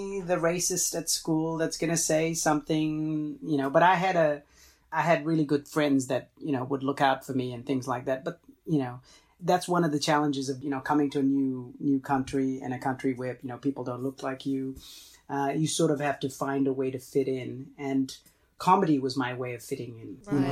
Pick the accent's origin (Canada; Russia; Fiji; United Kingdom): Fiji; first language Tamil; English is a second language; also born or lived in Los Angeles, United States; now in Australia; I was actually born in Fiji